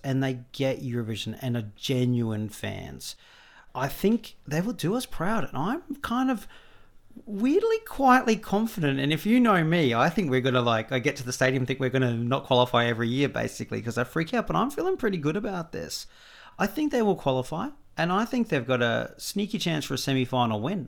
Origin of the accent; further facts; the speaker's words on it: Australia; as an Australian